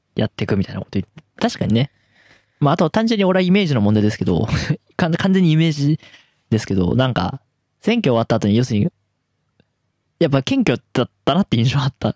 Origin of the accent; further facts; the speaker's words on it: Tohoku, Japan; 私東北出身東北東北生まれ東北育ち